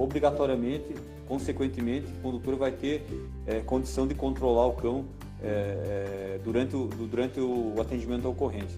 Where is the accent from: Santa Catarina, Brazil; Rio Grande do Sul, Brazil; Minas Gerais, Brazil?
Santa Catarina, Brazil; Curitibanos; eu sou de Curitibanos